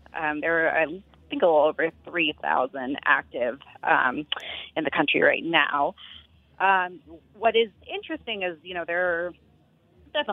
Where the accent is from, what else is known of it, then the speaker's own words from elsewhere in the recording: Austin, Texas, United States; I grew up in Texas in Austin